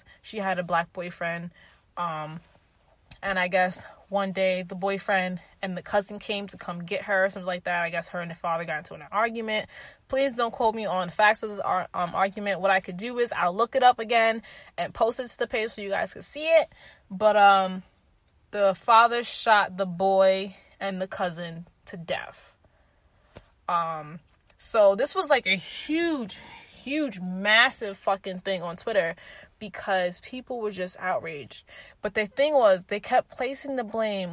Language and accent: English; New York City, New York, United States; I'm a New Yorker